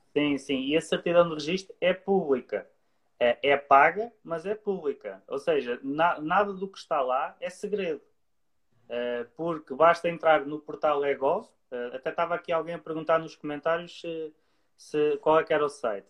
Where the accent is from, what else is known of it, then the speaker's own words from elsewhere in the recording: Leiria, Centro, Portugal; eu sou de Leiria